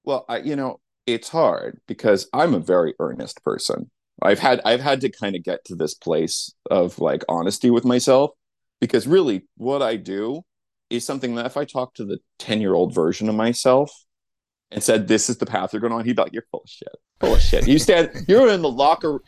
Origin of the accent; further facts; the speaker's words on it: New Mexico, United States; I grew up in New Mexico